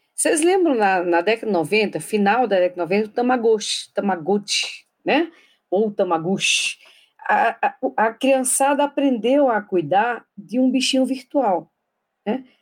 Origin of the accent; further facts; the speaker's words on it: Paraíba, Brazil; eu sou paraibana